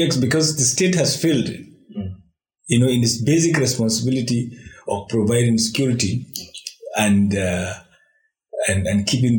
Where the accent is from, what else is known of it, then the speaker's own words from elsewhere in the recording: Nigeria; But Nigerians really do not trust the Nigerian state. They do not believe in the country. They are not patriotic. We do not have any shared narrative